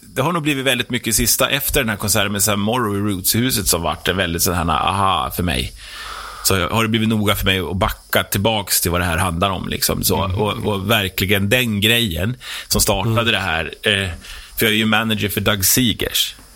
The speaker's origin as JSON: {"language": "Swedish", "town": "Herräng", "region": "Stockholm County", "country": "Sweden", "tie": "born or raised there", "also_born_or_lived": "Norrtälje", "said": "jag är 47 eh, år, eh, uppe från Herräng"}